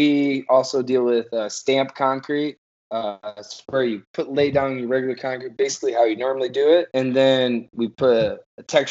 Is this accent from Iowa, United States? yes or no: yes; Manchester, Iowa, United States; I'm originally from Manchester. Grew up on a farm.